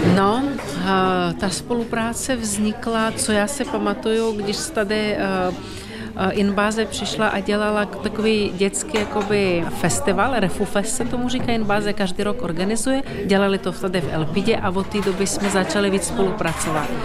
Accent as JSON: {"language": "Czech", "country": "Ukraine", "moved": "yes", "lives_now": "Czech Republic", "said": "já jsem taky z Ukrajiny, u nás na Ukrajině"}